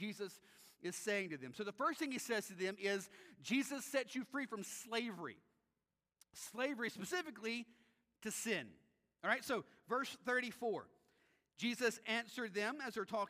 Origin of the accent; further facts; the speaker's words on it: United States; we as Americans